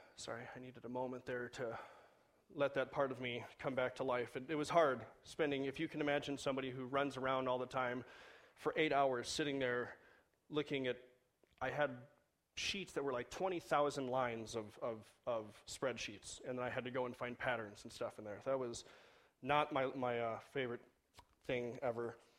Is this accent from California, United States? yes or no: yes; Southern California, United States; moved away; I grew up in Southern California